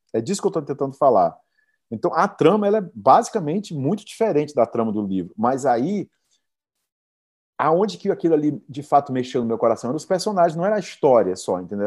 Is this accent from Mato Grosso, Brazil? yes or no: no; Jacarecanga, Ceará, Brazil; moved away; É o lugar que eu cresci, que eu nasci